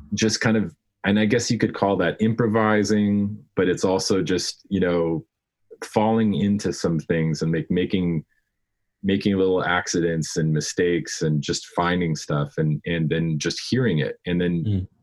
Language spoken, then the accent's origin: English; Denver, Colorado, United States; I grew up in Denver